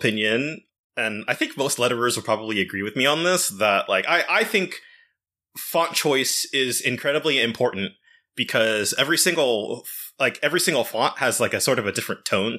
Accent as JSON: {"language": "English", "country": "Japan", "second_language": "English", "said": "I'm from Japan"}